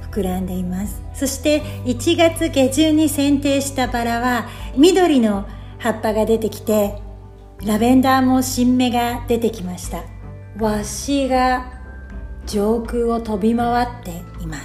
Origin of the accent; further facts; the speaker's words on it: Tokyo, Japan; 私は東京で生まれ育ってずっと暮らしてましたなのでちょっと洗脳じゃないですけど都会がいいとずっと思い込んでました